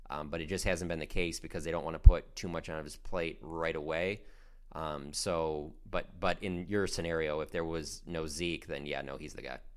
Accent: Detroit, Michigan, United States; I'm from Detroit, and you know, I grew up a Lions fan

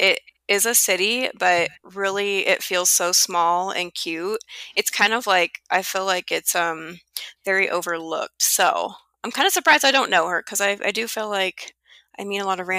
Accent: La Junta, Colorado, United States; moved away as an adult; also born or lived in Nebraska / Germany; now in Phoenix, United States; I am born and raised in Colorado and moved out to Nebraska for school.

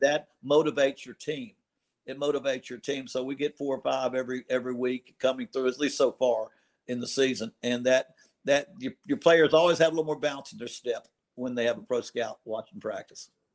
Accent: Morgantown, West Virginia, United States; moved away; I grew up in Morgantown

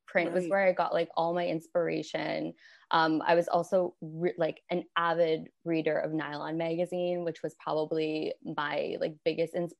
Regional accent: Windsor, Ontario, Canada; moved away; So I'm originally from Canada. I grew up in a city called Windsor, Ontario, and it's on the border with Detroit.

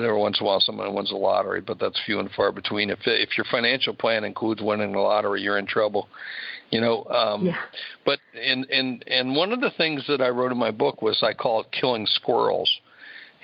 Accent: Sioux Falls, South Dakota, United States; my hometown of Sioux Falls, South Dakota

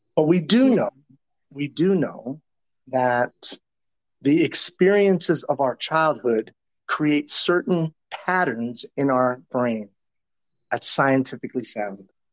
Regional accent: Tucson, Arizona, United States; I grew up in Tucson, Arizona, as in the 70s and early 80s.

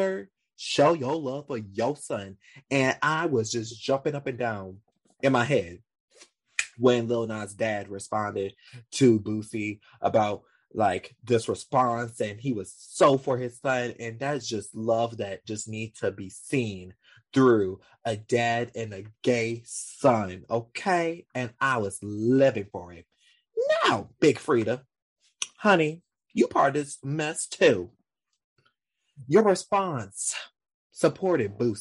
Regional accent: Louisiana, United States; I'm from Louisiana South too, and I know the gay community around here

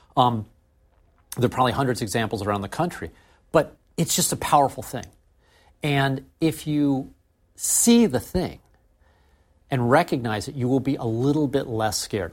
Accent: St. Louis, Missouri, United States; we couldn't hire enough programmers in my hometown

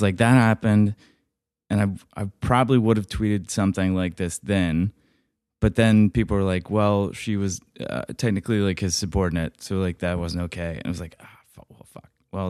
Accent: the South, United States; I went to college in Alabama. I'm from the South, by the way.

